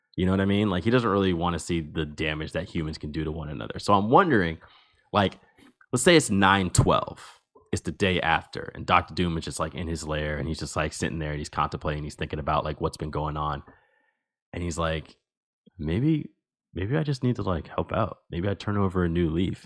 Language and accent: English; New Jersey, United States; I am from New Jersey, and I am from the state which has the highest rate of stolen vehicles in the nation